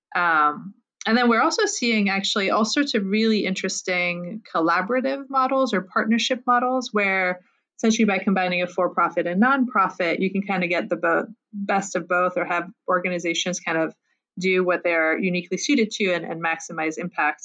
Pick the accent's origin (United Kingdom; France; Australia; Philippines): France; moved away; I'm originally from France, where I got an MBA